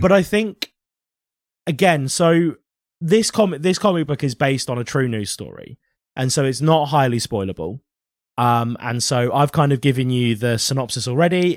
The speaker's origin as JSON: {"language": "English", "country": "United Kingdom", "said": "We were in Britain"}